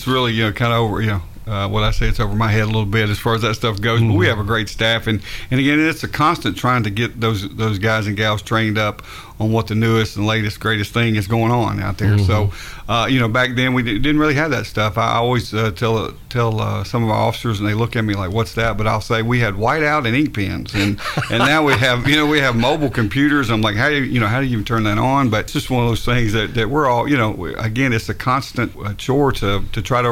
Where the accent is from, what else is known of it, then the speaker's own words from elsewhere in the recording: Gallatin, Tennessee, United States; I grew up in Gallatin pretty much my whole life, been there in Sumner County my whole life